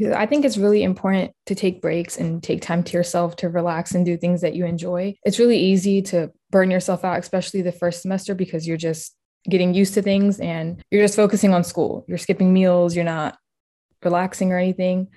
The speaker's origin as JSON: {"language": "English", "town": "Harrisonburg", "region": "Virginia", "country": "United States", "moved": "as an adult", "lives_now": "Northern Virginia, United States", "said": "I'm from Harrisonburg, Virginia, where I completed my undergraduate degree at James Madison University"}